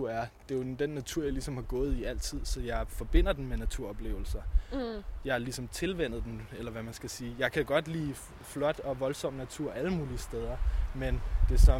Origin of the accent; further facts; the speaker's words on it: Capital Region of Denmark, Denmark; Jeg kommer fra Nordsjælland. {S2} Okay. {S3} Nord for {S2} Hillerød.